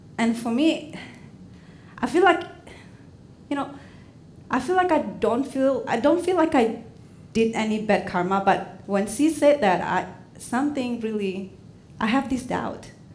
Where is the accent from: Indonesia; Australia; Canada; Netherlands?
Indonesia; English is a second language; moved away as an adult; now in Portland, United States; Back in Indonesia, I mean, I'm fluent in Indonesian and Chinese